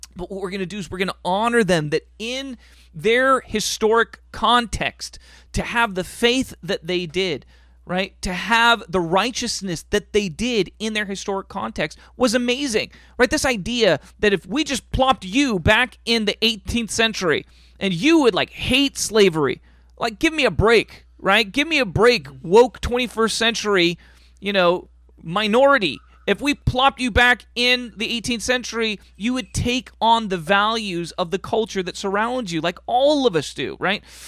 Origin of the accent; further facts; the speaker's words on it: United States; We are full Americans.